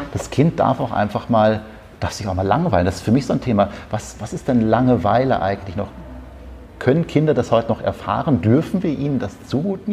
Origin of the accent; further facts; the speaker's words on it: North Rhine-Westphalia, Germany; wie man bei uns in Westfalen sagt.